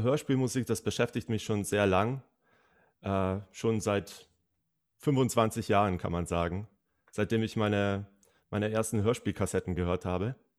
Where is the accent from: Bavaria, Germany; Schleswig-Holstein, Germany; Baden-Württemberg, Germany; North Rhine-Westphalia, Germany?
Bavaria, Germany; aus meiner Heimat verwendet? aus Bayern